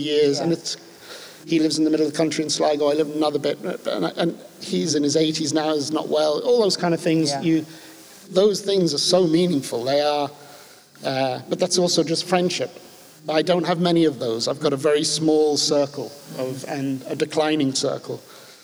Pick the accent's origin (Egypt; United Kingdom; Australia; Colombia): United Kingdom; London; moved away as an adult; also born or lived in west of Ireland; now in Ireland; I grew up in London and moved to Ireland in 1984 when I left finishing my education